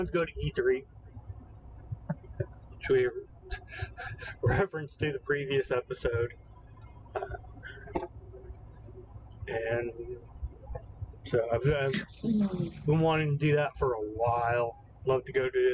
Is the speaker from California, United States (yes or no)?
no; Broken Arrow, Oklahoma, United States; It's my hometown. It's a suburb of Tulsa County